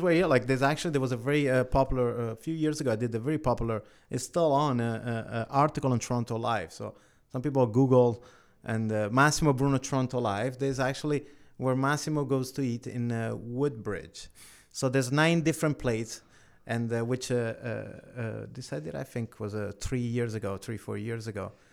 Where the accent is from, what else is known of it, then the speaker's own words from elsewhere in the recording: Italy; now in Canada; I was born in Italy.